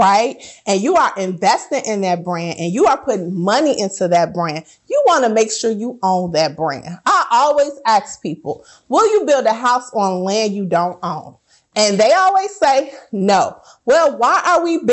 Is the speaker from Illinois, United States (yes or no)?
yes; Chicago, Illinois, United States; I'm from Chicago. We got special language for everything, right? Like we say pop instead of soda